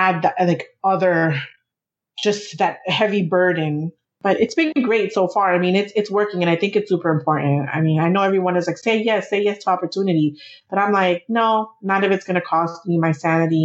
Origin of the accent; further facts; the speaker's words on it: New York City, New York, United States; We're both from New York City. Our family, we're both first generation. Our families are from the Dominican Republic